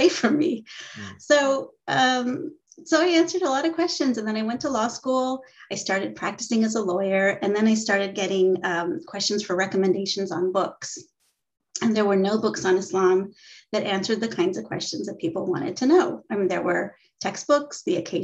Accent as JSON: {"language": "English", "region": "Southern California", "country": "United States", "tie": "born or raised there", "said": "I grew up in Southern California"}